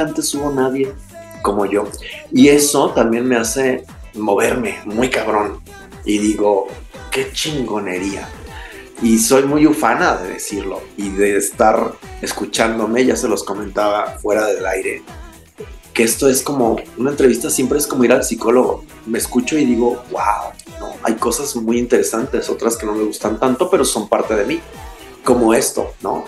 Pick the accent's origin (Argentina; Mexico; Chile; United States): Mexico; salir de mi tierra que tanto amo de manera eh, forzada